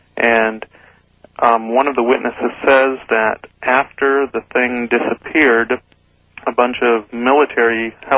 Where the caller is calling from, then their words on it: Oceanside, California, United States; Hi, I'm calling from Oceanside, California.